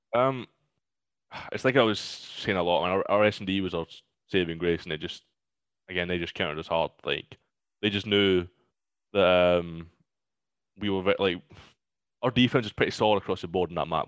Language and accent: English; Glasgow, Scotland, United Kingdom; I'm from Glasgow